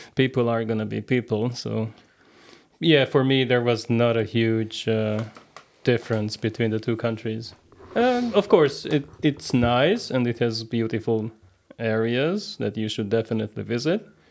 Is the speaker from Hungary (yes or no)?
yes; Hungary; moved away as an adult; also born or lived in Canada; Originally, I'm from Hungary.